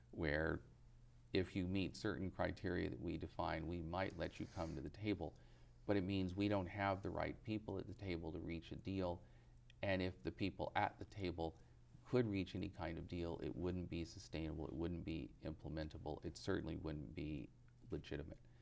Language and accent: English; United States; as an American